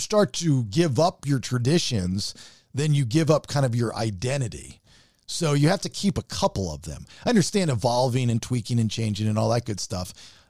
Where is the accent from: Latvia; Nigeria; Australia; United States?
United States; We need a gimmicky national holiday that's just for us Americans.